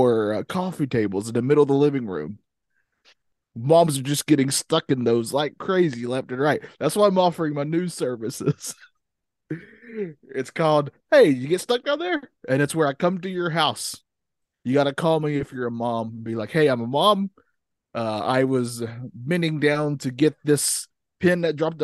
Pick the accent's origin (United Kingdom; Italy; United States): United States; the South; I am from the South